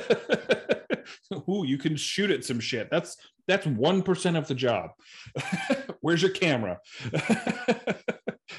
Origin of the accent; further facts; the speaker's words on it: Arizona, United States; now in Texas, United States; I grew up in Arizona